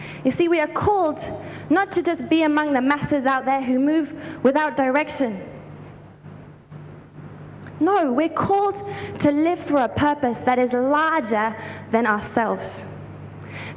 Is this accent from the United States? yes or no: no; United Kingdom; now in Lagos, Nigeria; I'm originally from the United Kingdom